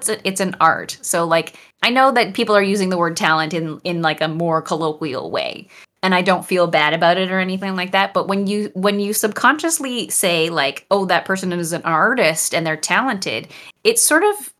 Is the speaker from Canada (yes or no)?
yes; Canada; And as I mentioned before, I'm Canadian.